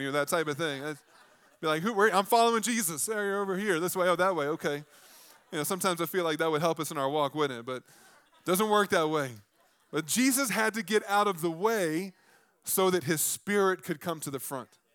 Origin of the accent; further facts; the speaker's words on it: the South, United States; I grew up in the South